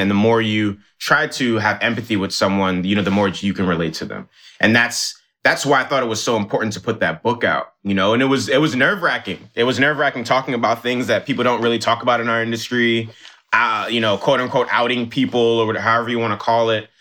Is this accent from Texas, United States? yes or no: no; New York City, New York, United States; also born or lived in Nigeria; me growing up in New York City